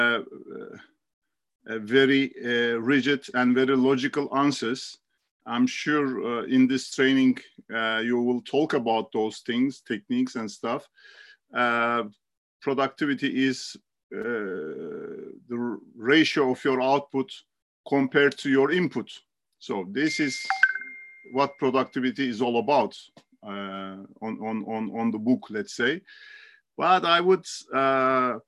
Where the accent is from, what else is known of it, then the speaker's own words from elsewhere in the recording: Istanbul, Turkey; I was born and raised in Istanbul